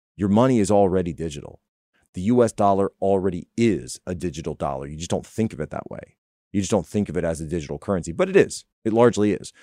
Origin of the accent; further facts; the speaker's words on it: United States; I'm an American